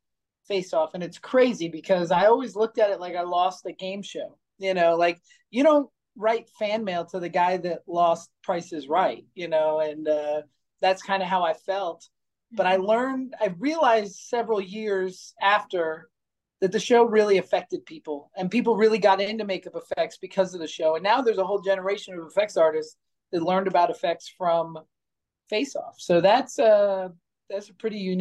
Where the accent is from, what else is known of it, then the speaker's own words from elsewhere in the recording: East Stroudsburg, Pennsylvania, United States; also born or lived in California; now in Boulder City, United States; I moved to Pennsylvania from California. And as I drove into this weird town we moved to, East Stroudsburg